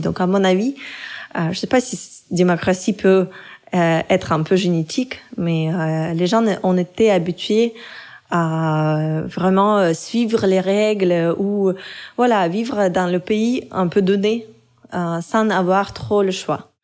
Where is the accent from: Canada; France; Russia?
Russia; moved away; Je m'identifiais européenne, mais européenne russe, euh, avec euh, mon euh, background, avec mon passé en Russie